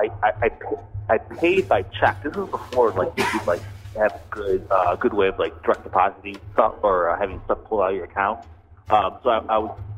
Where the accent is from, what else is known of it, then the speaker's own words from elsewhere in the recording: Cleveland, Ohio, United States; also born or lived in Pittsburgh; so I live in Cleveland right now, I grew up in Cleveland, but I lived in Pittsburgh for a while when I was younger